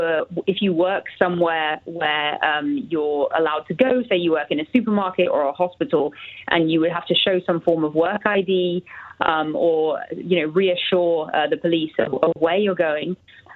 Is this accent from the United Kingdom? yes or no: yes; United Kingdom; now in Madrid, Spain; I'm actually British, but yes, I'm here in Madrid.